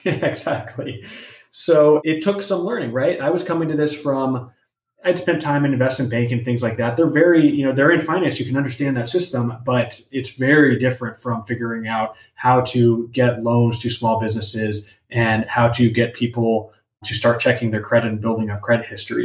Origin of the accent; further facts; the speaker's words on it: Los Angeles, California, United States; I grew up grew up in Los Angeles, grew up in a Mexican American family here